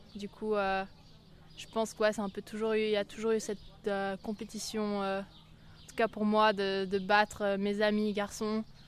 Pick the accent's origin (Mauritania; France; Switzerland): Switzerland; en ayant vécu toute ma vie au bord du lac